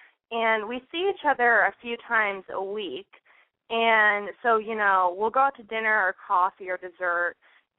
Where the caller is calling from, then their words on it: Los Angeles, California, United States; I'm calling from L.A., so locally.